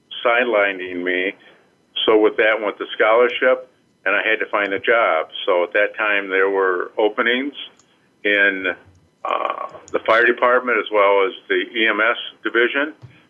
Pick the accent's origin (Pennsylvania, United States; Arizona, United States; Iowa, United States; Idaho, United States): Iowa, United States; even growing up in Iowa